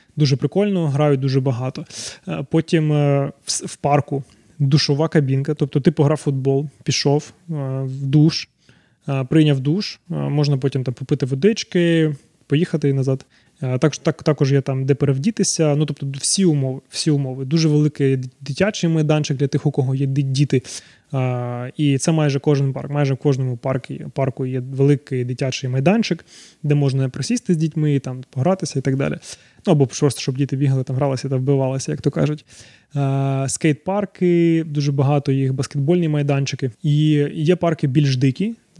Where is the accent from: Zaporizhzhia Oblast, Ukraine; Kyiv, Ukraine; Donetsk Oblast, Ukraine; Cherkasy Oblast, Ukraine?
Zaporizhzhia Oblast, Ukraine; Zaporizhzhia; moved away as an adult; now in Canada; Народився я в Запоріжжі, тому деколи буду викидувати русизми